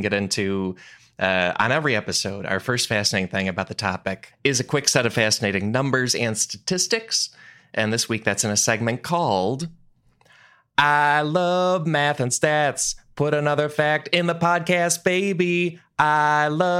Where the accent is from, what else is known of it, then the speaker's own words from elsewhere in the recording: Chicago suburbs, Illinois, United States; moved away; I grew up in the Chicago suburbs